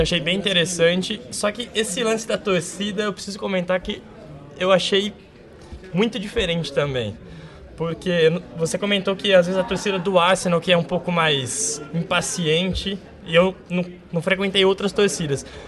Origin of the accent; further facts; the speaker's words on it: Campinas, São Paulo, Brazil; now in London, United Kingdom; Sou de Campinas, São Paulo